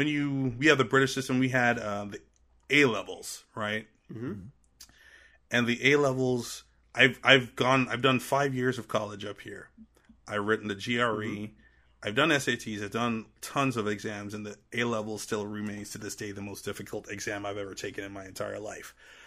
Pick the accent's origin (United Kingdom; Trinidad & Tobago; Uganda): Trinidad & Tobago; accent: Trinidadian; now in United States; And so even when I go back to my Trinidadian accent, there's still those remnants of the American accent. And that's enough for people back home who don't know me to either think, one, I'm either faking my own accent